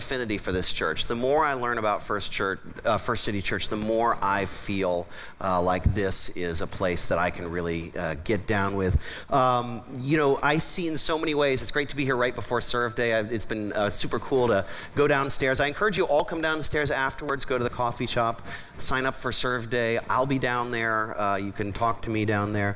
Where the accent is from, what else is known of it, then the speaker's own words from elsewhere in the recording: Columbus, Ohio, United States; I grew up in Columbus, Ohio